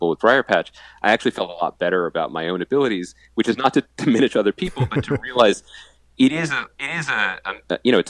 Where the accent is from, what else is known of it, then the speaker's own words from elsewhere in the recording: Wynnewood, Pennsylvania, United States; I'm from Wynwood